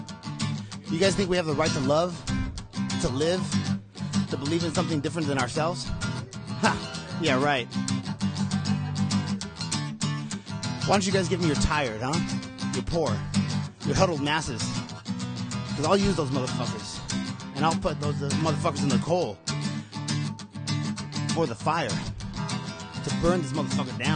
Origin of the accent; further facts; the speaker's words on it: Los Angeles, California, United States; Boyle Heights, 4th and Breed, 90023, unaffiliated.